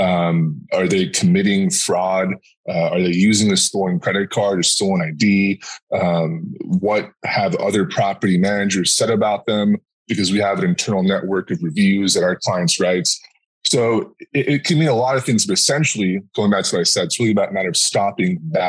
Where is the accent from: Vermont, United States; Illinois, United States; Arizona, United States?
Arizona, United States; I'm from Arizona